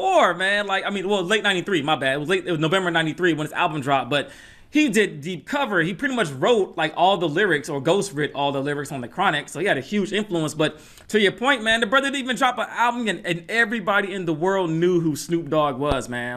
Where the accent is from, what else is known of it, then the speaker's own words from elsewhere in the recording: Atlanta, Georgia, United States; I grew up in Atlanta